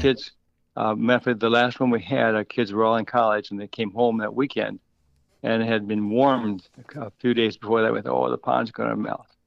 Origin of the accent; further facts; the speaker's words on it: Minnesota, United States; moved away; also born or lived in Wisconsin; I was born and raised in Minnesota and lived, uh, twenty-five years in Wisconsin